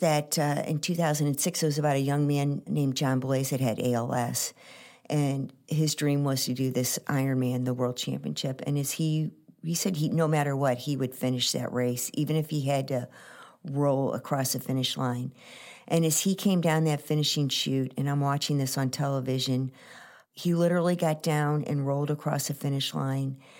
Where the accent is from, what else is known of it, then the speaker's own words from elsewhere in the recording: St. Louis, Missouri, United States; I was born here in Saint Louis, and, uh, my mom and dad were both from Saint Louis